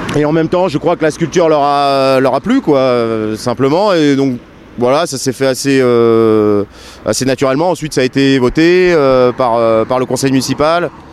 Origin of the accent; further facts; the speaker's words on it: Annecy, Auvergne-Rhône-Alpes, France; moved away as an adult; je suis je suis né à Annecy donc euh, donc je suis savoyard d'origine, j'ai toute ma famille qui est qui est encore euh, ici. donc j'ai toujours vécu dans les montagnes